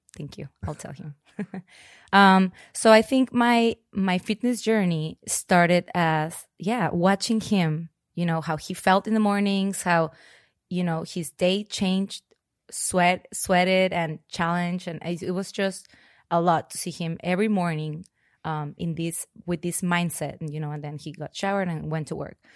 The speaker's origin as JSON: {"language": "English", "town": "Monterrey", "region": "Nuevo León", "country": "Mexico", "tie": "born or raised there", "also_born_or_lived": "Spain / Mexico City / San Francisco / Los Angeles", "moved": "as an adult", "lives_now": "Austin, United States", "said": "I was born in Monterrey, Mexico. I grew up there, um, mostly all my life"}